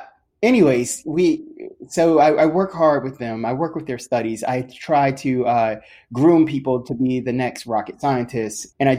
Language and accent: English; Johnstown, United States; So I'm from Johnstown, and I am a engineering studies manager.